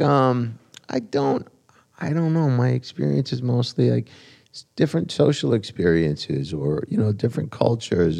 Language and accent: English; New Jersey, United States; now in New York City, United States; I grew up in Jersey